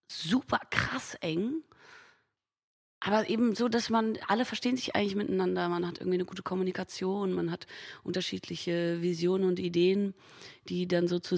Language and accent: German; Hamburg, Germany; Da bin da auch viel so groß geworden in Hamburg. Ich komme ja aus Hamburg, viel so aus dem Thalia Theater.